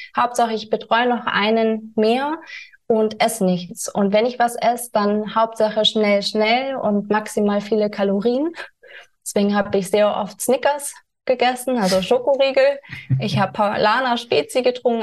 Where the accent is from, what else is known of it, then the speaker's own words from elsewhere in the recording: Germany; also born or lived in California; bin wieder nach Deutschland gekommen